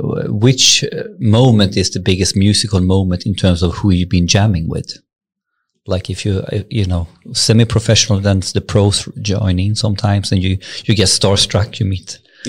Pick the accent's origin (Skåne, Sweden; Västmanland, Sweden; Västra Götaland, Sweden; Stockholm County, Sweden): Västra Götaland, Sweden; Borås; I grew up in Borås when I was a kid.